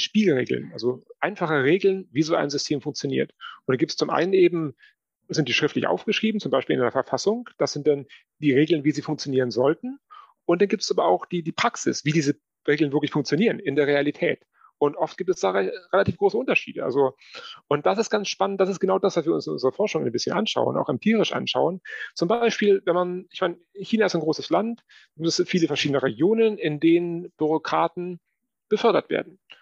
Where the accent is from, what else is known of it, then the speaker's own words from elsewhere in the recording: Germany; also born or lived in Moscow, Russia; bei uns in Deutschland